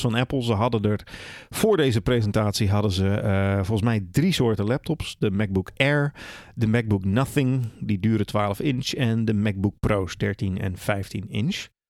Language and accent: Dutch; Netherlands; we zijn wel Nederlanders